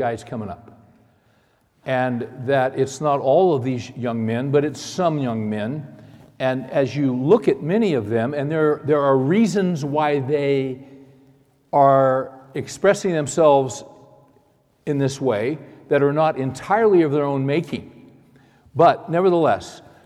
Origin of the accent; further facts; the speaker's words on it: California, United States; I was born and raised in California